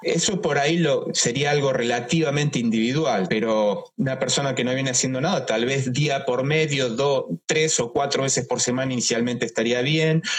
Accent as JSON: {"language": "Spanish", "country": "Argentina", "said": "no tenemos como argentinos un final"}